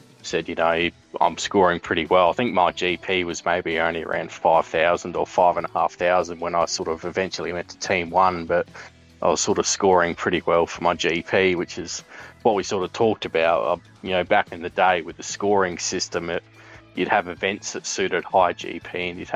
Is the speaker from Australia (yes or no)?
yes; Adelaide, South Australia, Australia; I'm from Adelaide